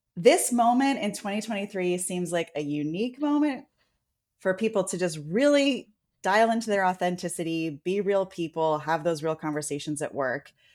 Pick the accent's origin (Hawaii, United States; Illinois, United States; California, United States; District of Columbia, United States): California, United States; San Francisco; I was born in San Francisco.